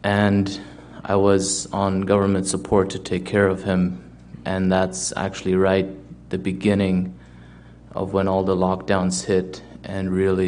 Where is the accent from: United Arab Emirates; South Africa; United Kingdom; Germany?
Germany; now in Steinbach, Canada; I currently live in the Steinbeck area, and previously I moved to Canada from Germany back in 2006.